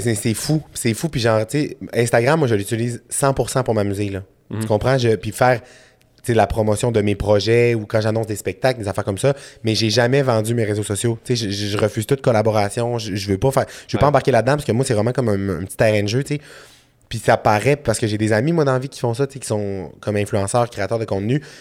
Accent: Saguenay, Quebec, Canada; je viens de Saguenay dans la vie, je suis originaire de, Jonquière.

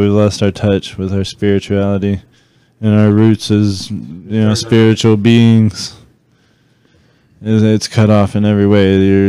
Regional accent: United States; I'm an American. It's sad. I can only speak English.

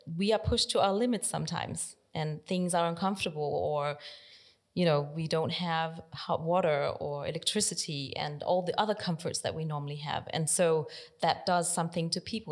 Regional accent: Denmark; moved away; also born or lived in South Korea / Netherlands; I arrived in Denmark and I grew up in Denmark my whole life. So I'm Danish

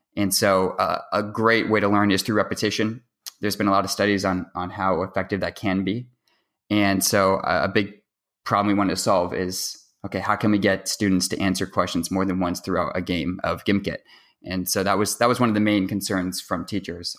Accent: Seattle, Washington, United States; I'm going to my senior year of high school, and I'm from Seattle, Washington

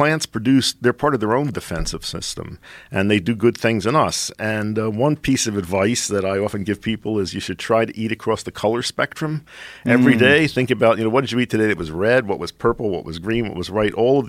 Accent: Philadelphia, Pennsylvania, United States; I grew up in Philadelphia.

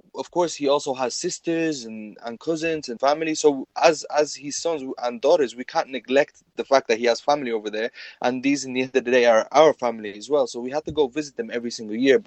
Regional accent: Ireland; I was born, raised, grew up my whole life, studied here in Ireland.

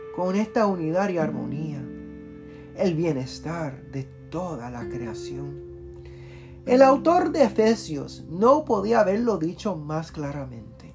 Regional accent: Puerto Rico; now in Washington, D.C., United States; Soy un puertorriqueño y queer y orgulloso de serlo

